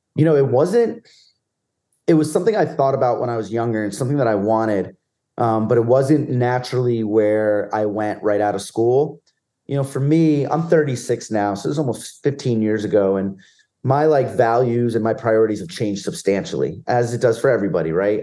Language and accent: English; New Jersey, United States; I grew up in middle of nowhere, New Jersey, and ninety-five percent of my peers were Giant fans